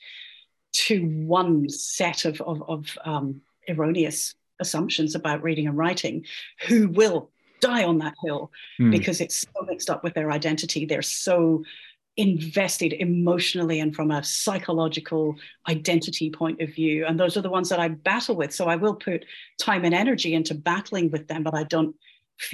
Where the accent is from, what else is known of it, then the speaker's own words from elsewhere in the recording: Scotland, United Kingdom; I'm Scottish